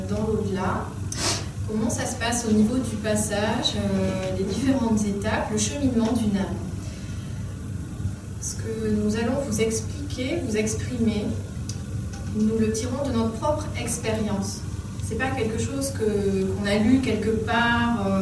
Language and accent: French; Dordogne, between Sarlat and Montignac, Nouvelle-Aquitaine, France; viens de Dordogne, euh, entre Sarlat et Montignac.